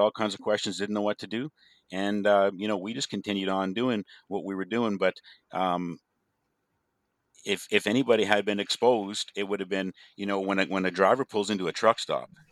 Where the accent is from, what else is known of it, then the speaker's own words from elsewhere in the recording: Canada; also born or lived in western Canada; I'm living back in my hometown, uh, raised my family